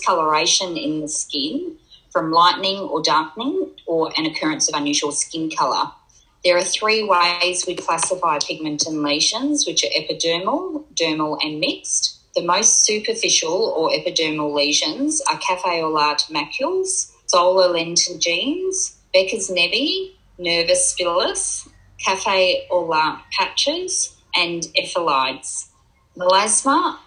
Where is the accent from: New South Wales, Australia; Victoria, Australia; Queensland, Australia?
Queensland, Australia; Gold Coast; Growing up on the Gold Coast